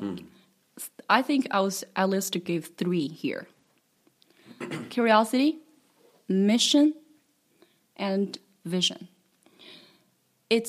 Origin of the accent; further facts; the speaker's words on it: Henan, China; moved away; I was just a little girl in the Henan province